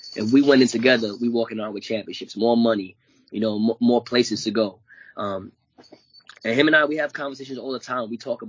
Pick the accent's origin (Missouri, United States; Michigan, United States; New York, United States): New York, United States; New York City; I'm from Brooklyn, he's from Queens.